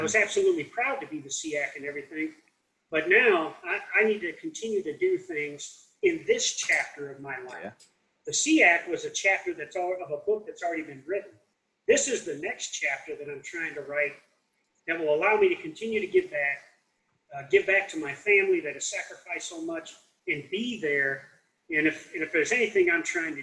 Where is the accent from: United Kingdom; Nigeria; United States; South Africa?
United States; Davenport, Iowa; I grew up in Davenport, Iowa